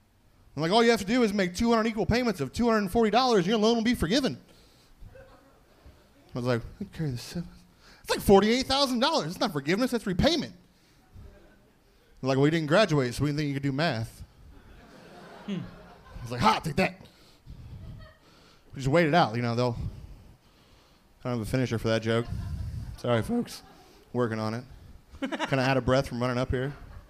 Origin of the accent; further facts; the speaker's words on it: Mooresville, Indiana, United States; No, I'm from Mooresville, Indiana, south of Indianapolis.